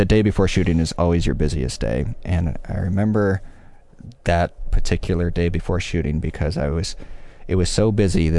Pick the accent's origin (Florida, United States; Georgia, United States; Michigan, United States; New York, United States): Michigan, United States; moved away as an adult; also born or lived in Los Angeles, United States; now in Chicago, United States; I'm from Michigan